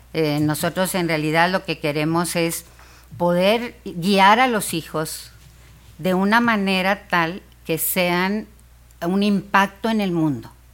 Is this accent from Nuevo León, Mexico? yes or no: yes; Monterrey, Nuevo León, Mexico; Yo soy de Monterrey